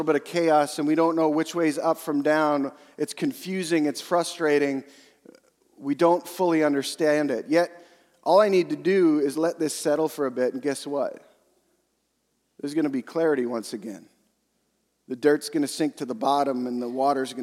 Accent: Western Canada, Canada; I'm from Western Canada.

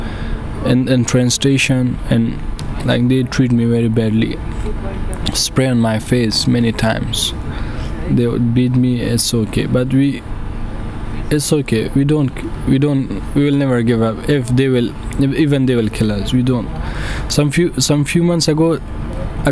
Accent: Afghanistan; English is a second language; moved away as an adult; now in Calais, France

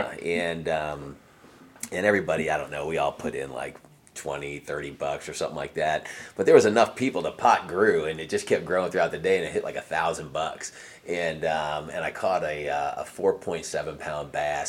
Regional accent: New Jersey, United States; that was where I was born and raised in New Jersey

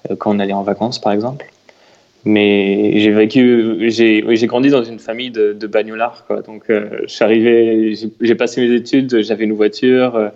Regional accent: Chartres, Centre-Val de Loire, France; À Chartres. Donc j'avais la chance d'avoir un vélo et de pouvoir aller faire des balades en vélo avec des amis.

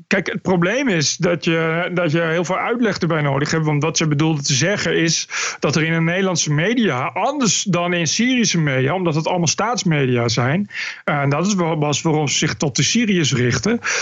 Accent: Netherlands; moved away as an adult; als Nederlander dat ik geen Arabisch ken

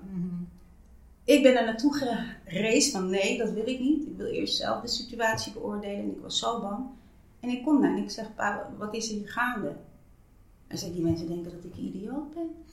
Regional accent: Suriname; now in Netherlands; als je mij vraagt of ik heb gebaat als Surinaamse man

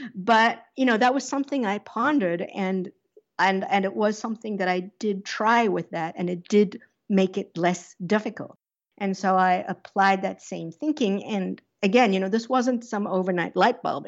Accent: South Africa; moved away; I grew up under apartheid in South Africa

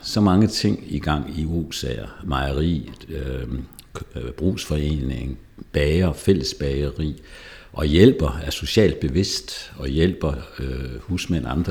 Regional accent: Jutland, Denmark; moved away as an adult; also born or lived in Zealand; now in Lejre, Denmark; Jeg er vokset op i Jylland

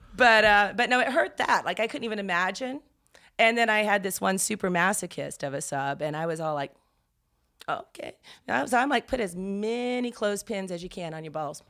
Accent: the South, United States; growing up in the South

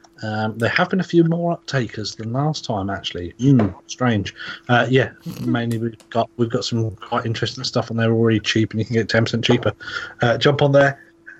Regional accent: East of England, United Kingdom; No, I'm sort of East Anglia, so I'm East Mid

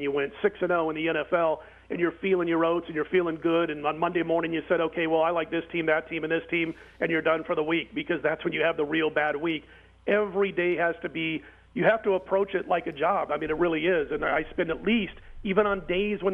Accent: Omaha, Nebraska, United States; I grew up in Omaha, Nebraska

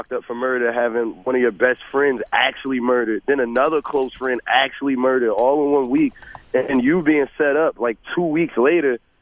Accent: Newark, New Jersey, United States; I'm from Newark, New Jersey

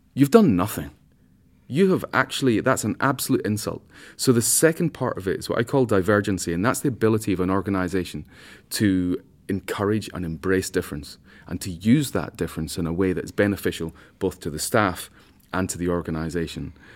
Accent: Scotland, United Kingdom; I'm a Scotsman

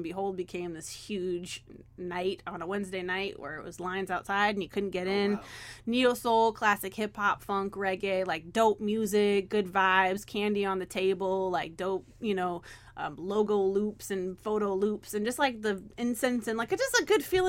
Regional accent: Eugene, Oregon, United States; also born or lived in Portland; And I was born in Eugene. I was born around hippies and liberals and crazy people.

